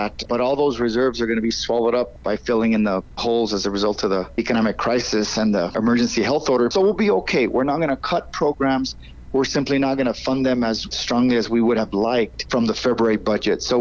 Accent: Albuquerque, New Mexico, United States; that happened in my hometown

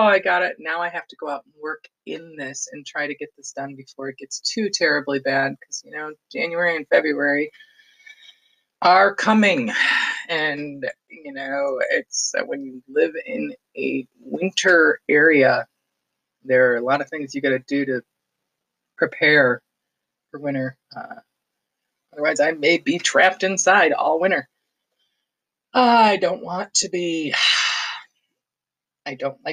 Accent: Detroit, Michigan, United States; moved away; also born or lived in Highland, Michigan / Farmington Hills, Michigan / Pinckney, Michigan; I do claim it as my hometown because I was born there. I was not raised there, but I went to school there, and I lived on the outskirts

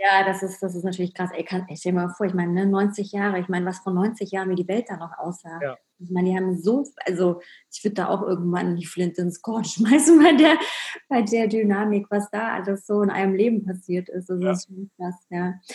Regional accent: Berlin, Germany; ich bin ja in Berlin, im Osten Berlins aufgewachsen, habe da meine Kindheit verbracht

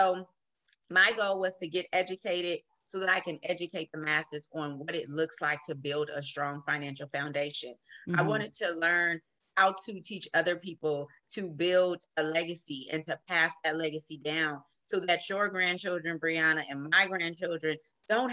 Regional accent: Oakland, California, United States; moved away as an adult; now in San Joaquin County, United States; I am from Oakland, born and raised in Oakland

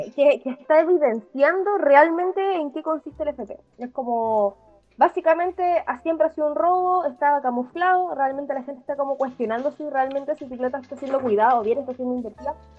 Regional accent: Talagante, Santiago Metropolitan Region, Chile; Somos de Talagante

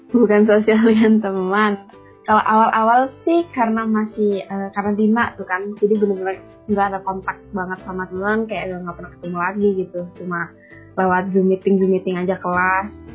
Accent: Tegal, Central Java, Indonesia; moved away as an adult; now in Bandung, Indonesia; aku dari Jawa Tengah, dari kota Tegal

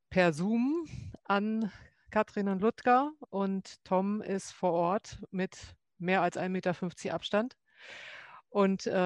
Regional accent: Northern Germany, Germany; now in Rheinbach, Germany; Ich komme ja auch aus Norddeutschland, ähm, fühle mich aber inzwischen auch absolut heimisch hier.

